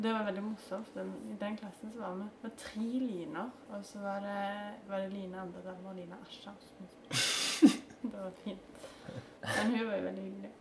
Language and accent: Norwegian; Stavanger, Rogaland, Norway; Jeg begynte jo på Eikanes